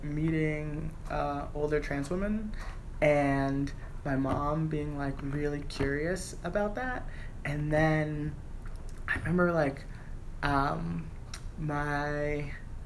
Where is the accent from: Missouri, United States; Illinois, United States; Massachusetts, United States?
Massachusetts, United States; Boston; moved away as an adult; now in New York City, United States; I grew up in Roxbury